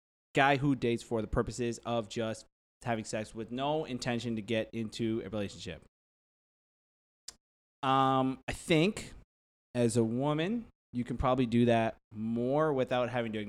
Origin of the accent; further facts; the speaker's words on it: Shiraz, Fars, Iran; Shirazi. I'm from Shiraz. Shiraz is a town.